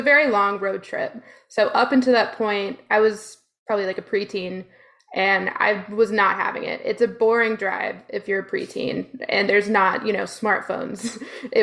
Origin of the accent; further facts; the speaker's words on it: Texas, United States; growing up in Texas